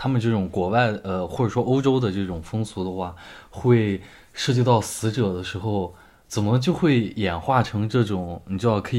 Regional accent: China; 对于我们中国人来说，死亡是一个非常严肃的话题。

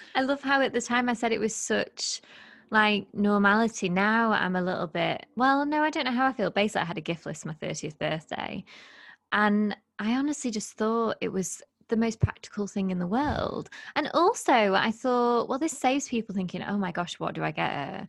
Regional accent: United Kingdom; also born or lived in Lake District; we're both British

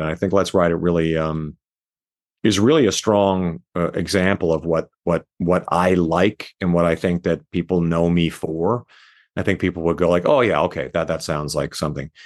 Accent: Canada; now in Las Vegas, United States; my place that I was born in Canada

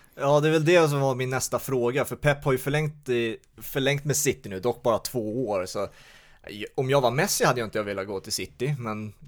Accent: Sweden; oss som är svenskar

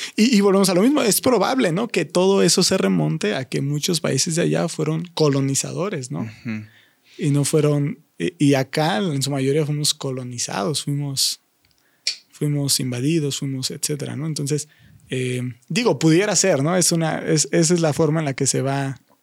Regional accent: Mexico; nosotros como mexicanos

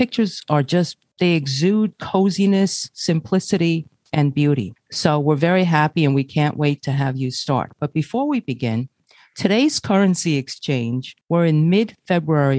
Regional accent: Ribeirão Preto, São Paulo, Brazil; moved away; I was born in Ribeiro de Preto of Brazil, outside Sao Paulo.

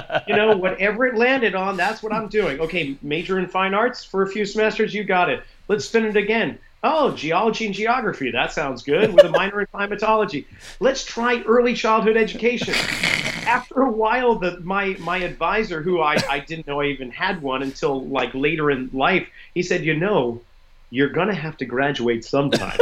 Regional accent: Boston, Massachusetts, United States; moved away; growing up in Boston

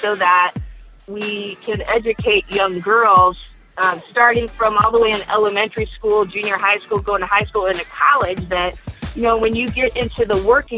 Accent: western Nebraska, United States; now in Lincoln, United States; I grew up in Nebraska, in the western part of the state of Nebraska, and I am, as a child, I grew up on a farm.

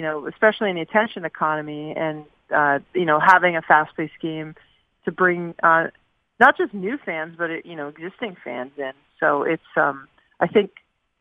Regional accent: Southern California, United States; I grew up in Southern California, in a very non-traditional hockey state

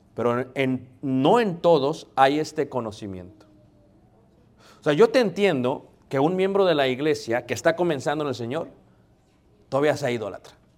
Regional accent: Mexico City, Mexico; Yo soy de Ciudad de México

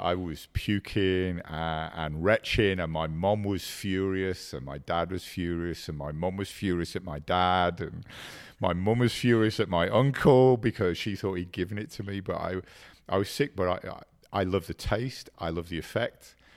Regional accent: England, United Kingdom; also born or lived in Ireland; I was born in Ireland and raised in, in England, and we were an Irish immigrant family

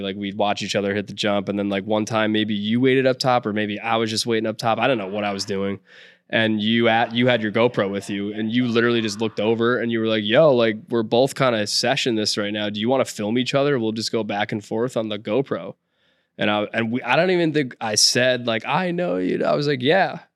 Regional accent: Clinton, Connecticut, United States; also born or lived in Florida / Madison, Connecticut; I moved up to Connecticut, to Clinton, Connecticut, first Madison, Connecticut, but I moved up to Clinton after

